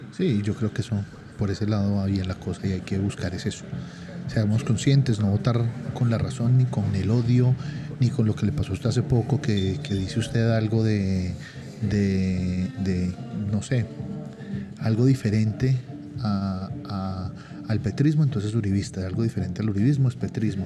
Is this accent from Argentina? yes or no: no; Colombia; a uno como colombiano